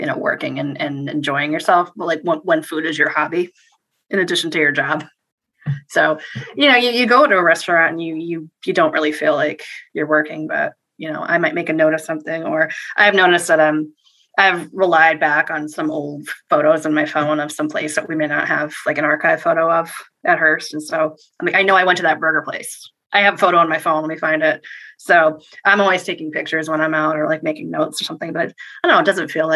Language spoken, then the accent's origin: English; Worcester, Massachusetts, United States; now in Connecticut, United States; Worcester where I'm from